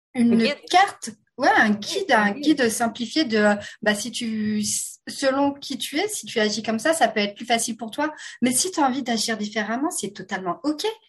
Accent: France; accent: French (France); à mon accent, vous vous rendez compte que je suis française de France

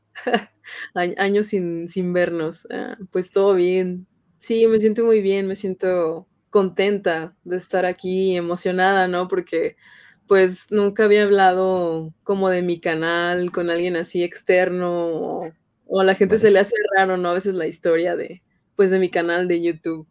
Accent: San Luis Potosí, Mexico; Yo soy de San Luis Potosí

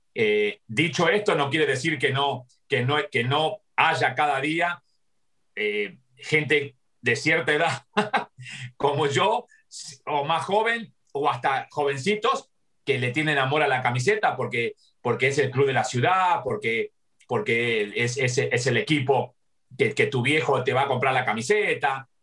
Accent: Argentina; moved away as an adult; now in United States; nací en Argentina y, viví 20 años allá y 40 acá

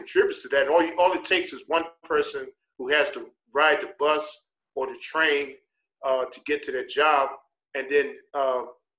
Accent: New York City, New York, United States; moved away as an adult; now in Chicago, United States; I grew up poor in New York City

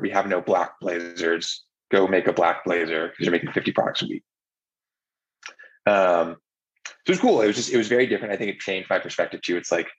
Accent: Palo Alto, California, United States; also born or lived in New York / Los Angeles; I moved around on the West Coast a bunch, but my family was in the Bay Area. So I went to high school in Palo Alto.

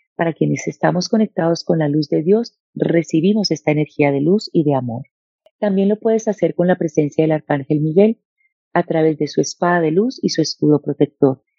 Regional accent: Bogotá, Colombia; also born or lived in Medellín, Colombia / Cali, Colombia; nací en Medellín, nos vivimos a vivir a Bogotá y desde muy pequeña

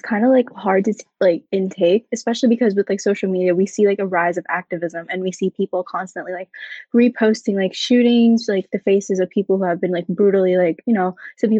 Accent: United States; also born or lived in Philippines; I also go by she, her pronouns, and I am of Filipino descent, and I came here when I was 7. I'm around like, I'm 18 now

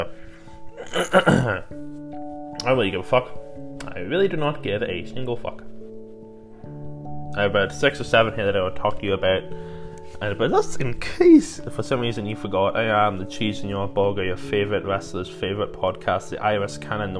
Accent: Ireland; I'm Irish

